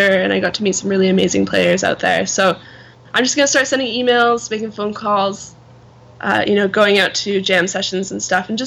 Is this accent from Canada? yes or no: yes; Canada; So I'm Canadian, so um, I'm gonna move there.